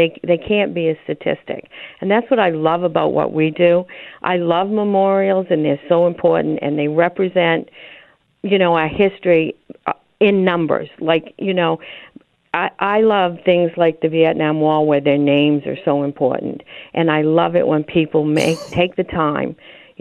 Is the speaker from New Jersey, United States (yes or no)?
no; Maine, United States; I'm from Maine.